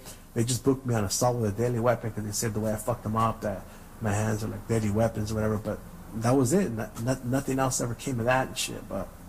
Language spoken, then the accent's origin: English; San Gabriel, California, United States; A little glimpse inside, you know, growing up in San Gabriel in the 80s and 90s.